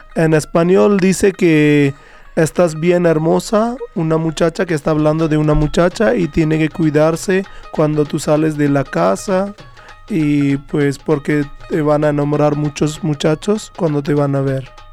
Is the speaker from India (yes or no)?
yes; Jind, Haryana, India; Spanish is a second language; moved away as an adult; Yo nací, yo nací en India, en un estado que se llama Haryana, y mi ciudad nombre es Jind